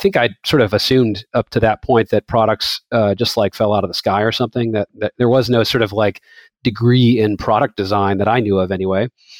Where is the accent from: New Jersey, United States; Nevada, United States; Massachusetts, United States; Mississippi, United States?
Massachusetts, United States; So yeah, I grew up just outside of Boston. I was ninth kid out of 10 in a big family, Irish Catholic, no TV.